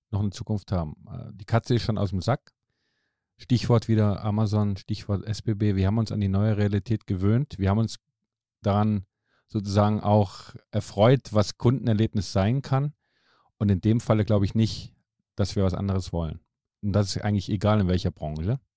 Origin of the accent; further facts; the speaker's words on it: Finland; moved away; Also ich bin ja aus Finnland hierher gekommen und da haben wir ein anderes Gesundheitssystem.